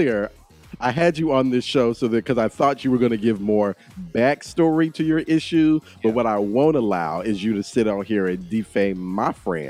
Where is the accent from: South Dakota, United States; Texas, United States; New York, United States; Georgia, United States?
Texas, United States; I'm from Texas.